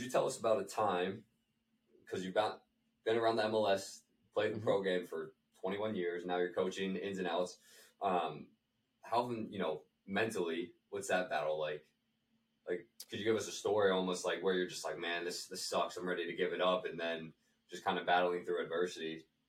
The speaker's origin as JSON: {"language": "English", "region": "Western Pennsylvania", "country": "United States", "tie": "born or raised there", "said": "growing up in Western PA"}